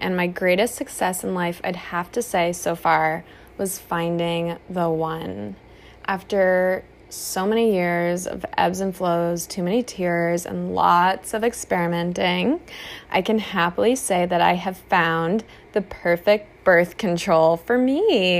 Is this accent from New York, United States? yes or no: no; Boston, Massachusetts, United States; so I'm from Boston. Oh, you can't tell because I don't have an accent? Thank you.